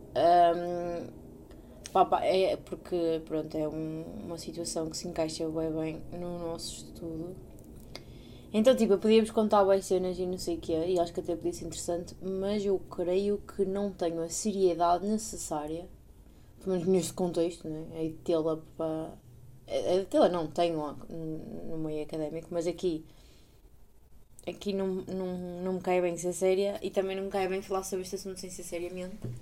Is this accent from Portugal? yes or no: yes; Portugal; moved away as an adult; now in Netherlands